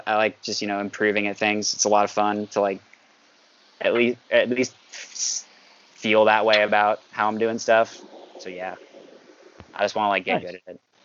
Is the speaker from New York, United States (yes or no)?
yes; New York, United States; I'm from New York, and I play guitar